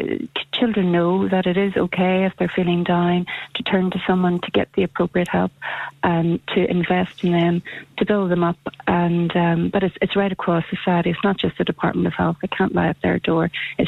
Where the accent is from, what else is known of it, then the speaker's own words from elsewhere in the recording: Scotland, United Kingdom; when I was growing up in Uri and as a teenager in my 20s